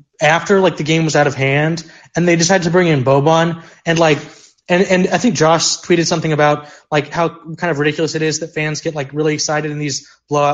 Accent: Missouri, United States; I'm from Missouri

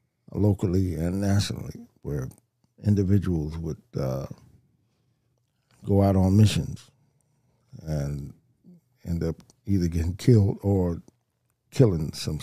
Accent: Compton, California, United States; growing up in Compton

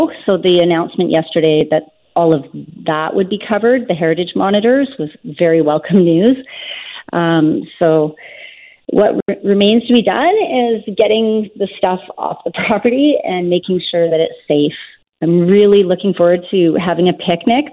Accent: Tsawwassen, British Columbia, Canada; also born or lived in Lytton, British Columbia; then we moved back to my hometown of Tawasin.

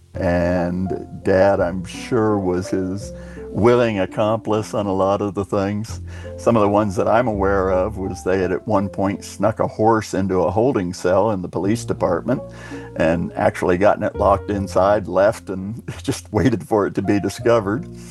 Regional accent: Clearwater, Florida, United States; I'm from Clearwater, Florida. Spent uh, most all of my life there

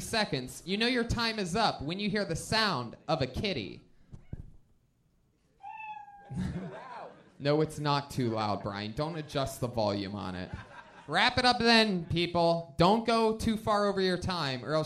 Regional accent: Youngstown, Ohio, United States; I'm from Youngstown, Ohio

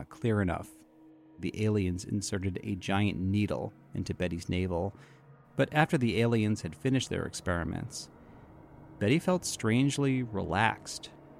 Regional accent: New England, United States; I'm from New England, and I have such a soft spot for those accents.

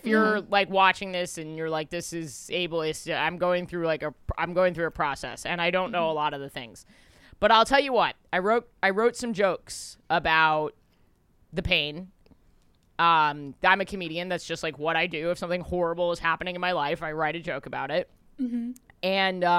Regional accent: New York, United States; I'm a New Yorker

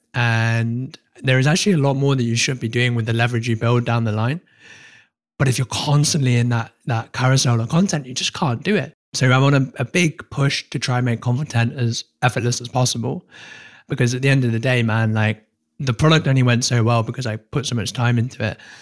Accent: United Kingdom; I'm British

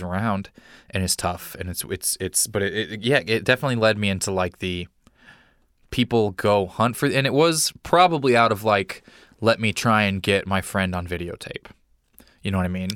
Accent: Lake Tapawingo, Missouri, United States; I grew up in Missouri in a, a, a town called Lake Tapawingo.

